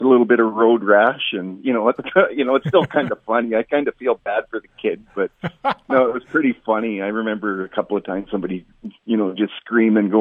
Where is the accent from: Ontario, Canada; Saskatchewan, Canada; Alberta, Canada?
Saskatchewan, Canada; Estevan; I've been born and raised in Estevan my whole life.